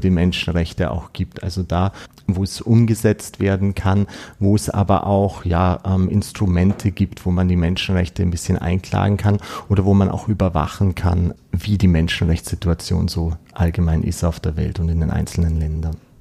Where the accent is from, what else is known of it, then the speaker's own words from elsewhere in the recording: Austria; bei uns in Österreich